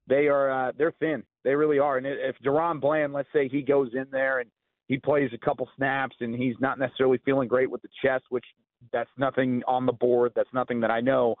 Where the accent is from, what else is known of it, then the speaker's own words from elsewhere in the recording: Waco, Texas, United States; I grew up in Waco.